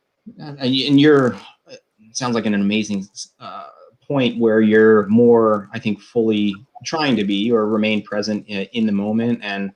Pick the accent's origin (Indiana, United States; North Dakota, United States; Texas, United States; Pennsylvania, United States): Pennsylvania, United States; moved away as an adult; also born or lived in Albuquerque, New Mexico / Bend, Oregon; I grew up in Pennsylvania as well